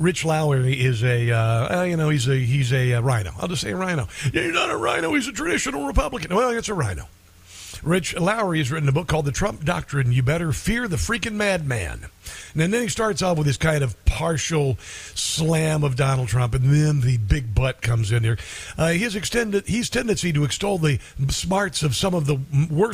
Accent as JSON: {"language": "English", "region": "Iowa", "country": "United States", "tie": "born or raised there", "said": "Iowa, which is my home state"}